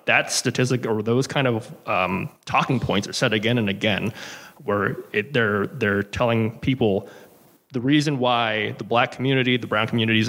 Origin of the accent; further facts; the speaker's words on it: Santa Barbara, California, United States; born and raised in Santa Barbara, California.